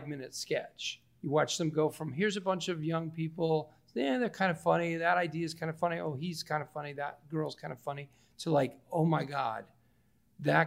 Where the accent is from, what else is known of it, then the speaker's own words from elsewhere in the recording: Naperville, Illinois, United States; I grew up in Naperville